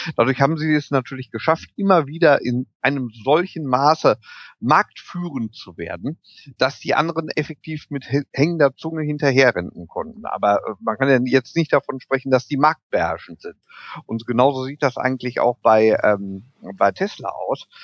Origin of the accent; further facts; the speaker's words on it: Germany; bei uns in Deutschland